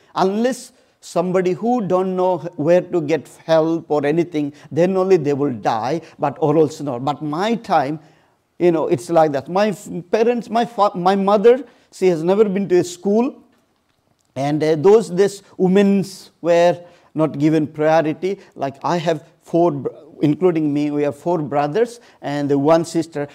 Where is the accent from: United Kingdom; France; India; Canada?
India; Odisha; moved away; I born and brought up in this small family in a very, very remote place